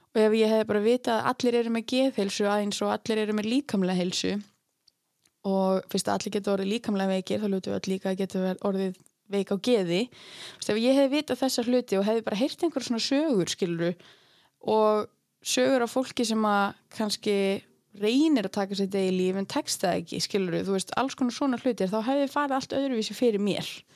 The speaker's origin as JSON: {"language": "Icelandic", "town": "Akureyri", "region": "Northeastern Region", "country": "Iceland", "tie": "born or raised there", "also_born_or_lived": "Reykjavík", "moved": "as an adult", "said": "ég fætt upp alveg hérna á Akureyri og er nýflutt aftur til Akureyrar eftir að hafa verið, uh, hvað, 8 ár í Reykjavík"}